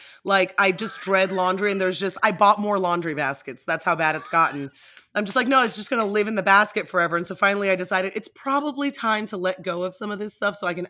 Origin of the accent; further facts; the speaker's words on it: Miami, Florida, United States; also born or lived in New York; now in Charlotte, United States; So no, I'm actually in Charlotte, North Carolina, which is pretty funny because I'm from Miami originally. Oh. I lived in New York, but I've been in Charlotte for like 12 years.